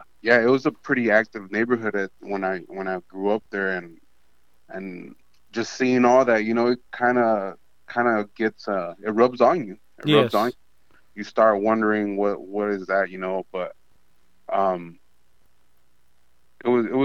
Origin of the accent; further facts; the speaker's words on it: Santa Ana, California, United States; also born or lived in Tustin, California; I grew up in Santa Ana, Orange County.